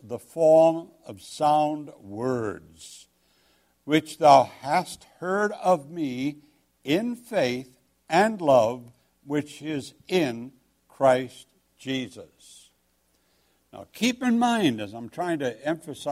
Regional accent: England, United Kingdom; I'm English.

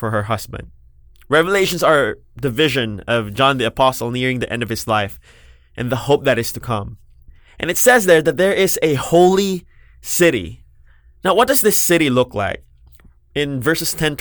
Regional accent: Parañaque, Metro Manila, Philippines; also born or lived in Makati / Las Piñas; I was born in Makati. I grew up in Parañaque and Las Piñas, and I studied in Manila.

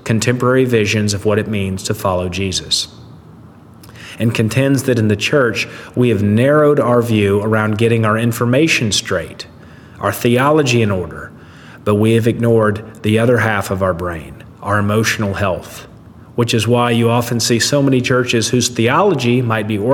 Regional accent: the South, United States; I grew up in the South

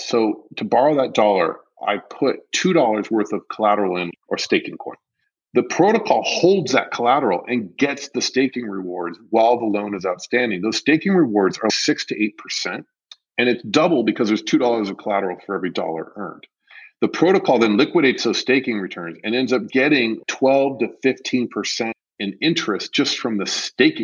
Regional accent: United States; As an American

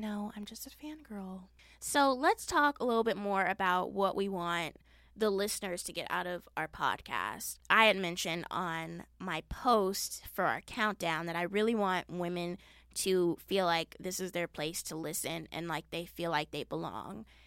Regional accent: Las Vegas, Nevada, United States; I was born and raised in Las Vegas

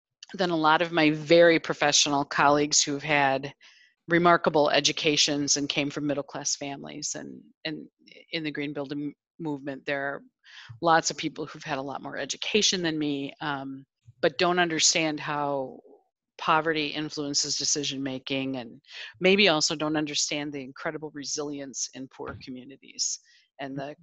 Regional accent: Janesville, Wisconsin, United States; I grew up in the Rust Belt in a town called Janesville

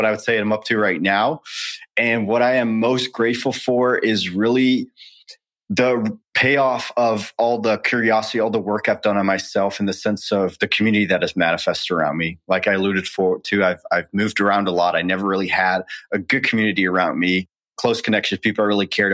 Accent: Netherlands; moved away as an adult; also born or lived in United States; born and raised in the Netherlands, lived there for 20 years until I enlisted

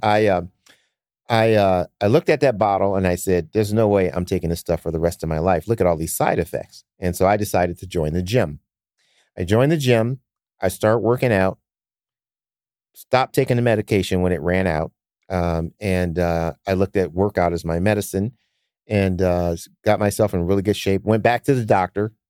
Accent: Detroit, Michigan, United States; now in Sacramento, United States; I grew up in Detroit in the cold

